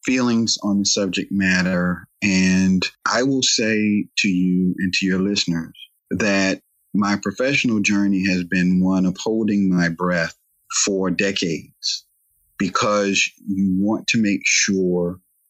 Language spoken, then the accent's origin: English; Raleigh, North Carolina, United States; my hometown area of Raleigh, Cary, North Carolina area, the Raleigh-Durham area